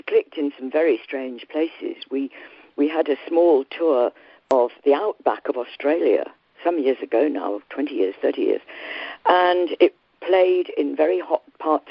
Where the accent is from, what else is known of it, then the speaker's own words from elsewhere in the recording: Yorkshire and the Humber, United Kingdom; I come from Yorkshire and was born not too far from Wuthering Heights.